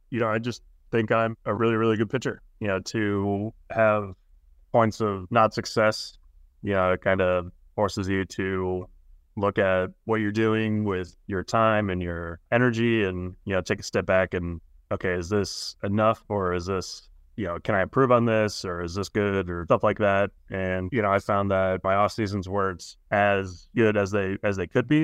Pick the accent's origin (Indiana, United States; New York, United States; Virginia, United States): Indiana, United States; moved away; also born or lived in California; I'm from Indiana